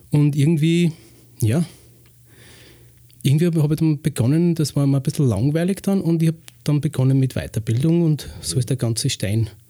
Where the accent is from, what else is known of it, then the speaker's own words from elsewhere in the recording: Lower Austria, Austria; born there; ich bin 46, bin ursprünglich im Waldviertel geboren und lebe schon seit 16 Jahren in Weinviertel.